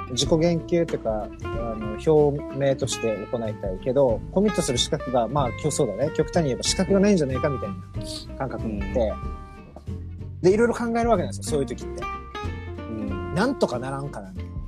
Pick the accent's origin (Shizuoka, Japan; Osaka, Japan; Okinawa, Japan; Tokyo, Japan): Okinawa, Japan; 僕沖縄の人